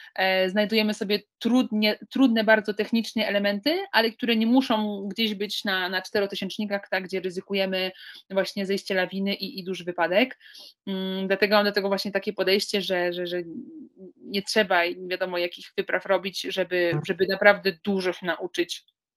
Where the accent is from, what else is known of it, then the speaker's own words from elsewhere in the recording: Łódź, Łódź Voivodeship, Poland; pochodzę z miejsca, które, e, które no nie, nie słynie z jakichś wielkich tradycji narciarskich